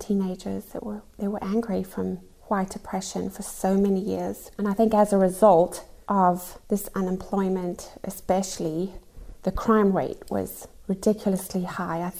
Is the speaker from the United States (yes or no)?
no; South Africa; Growing up in South Africa was a very, very interesting experience.